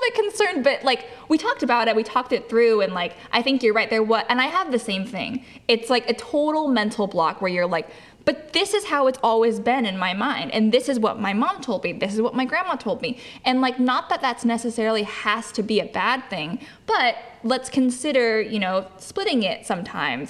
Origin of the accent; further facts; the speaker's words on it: Lodi, California, United States; moved away; back to Lodi, back to where my hometown is